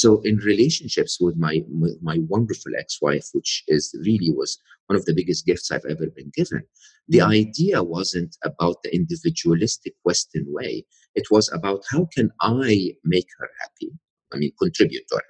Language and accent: English; Egypt; moved away as an adult; I'm Egyptian, born and raised in Egypt, educated in a public university and public school in Egypt